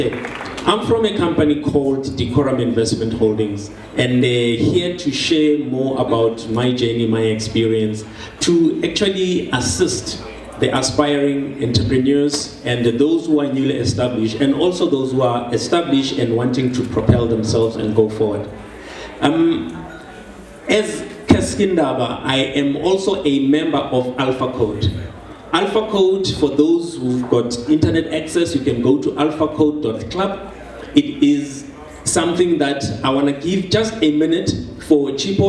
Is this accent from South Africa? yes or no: yes; Soweto, Gauteng, South Africa; I'm born and bred in Soweto